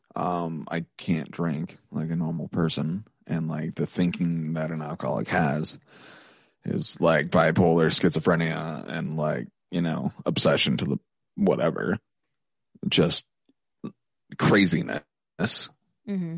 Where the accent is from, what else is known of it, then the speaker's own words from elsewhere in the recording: Helena, Montana, United States; moved away as an adult; now in Missoula, United States; I might move back to my hometown